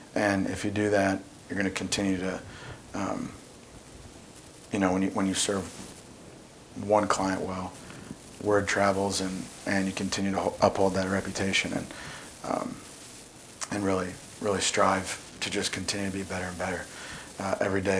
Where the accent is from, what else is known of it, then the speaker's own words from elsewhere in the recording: Indianapolis, Indiana, United States; now in Zionsville, United States; I'm from Indianapolis, live in Zionsville now, uh, so I haven't moved too far away